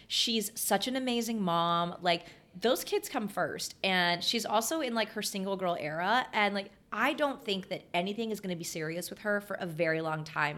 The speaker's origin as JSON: {"language": "English", "region": "Texas", "country": "United States", "tie": "born or raised there", "said": "I grew up in Texas, like I'm a Walmart girl"}